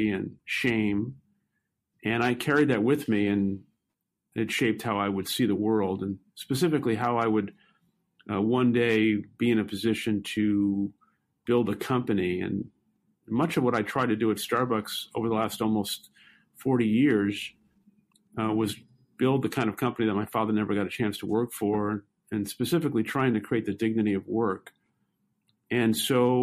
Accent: New York City, New York, United States; I grew up in Brooklyn, New York, and lived most of my young adolescent and teenage life in public housing

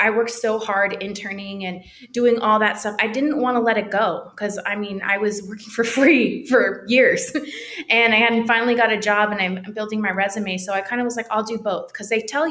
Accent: Milpitas, California, United States; moved away as an adult; now in Los Angeles, United States; I come from Milpitas, California. It's between San Jose and Fremont, a very small thing.

